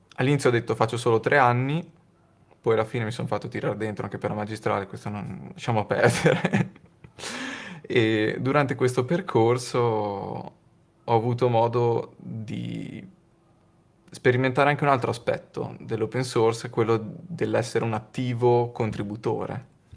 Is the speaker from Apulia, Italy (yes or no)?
no; Modena, Emilia-Romagna, Italy; a Modena, nel mio paese